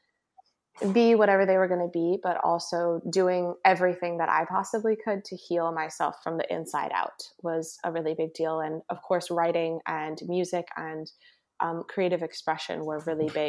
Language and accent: English; Santa Fe, New Mexico, United States; moved away as an adult; now in California, United States; I'm originally from Santa Fe, New Mexico, and I moved out to California to go to music school.